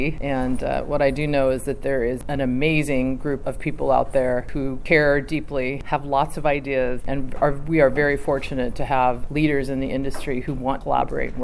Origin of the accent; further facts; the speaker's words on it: California, United States; nine generations of being a Californian family.